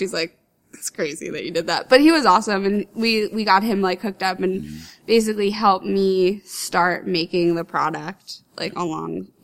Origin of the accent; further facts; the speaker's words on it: Bloomfield, New Jersey, United States; moved away as an adult; also born or lived in Clifton, New Jersey; now in Philadelphia area, United States; I grew up in Bloomfield, New Jersey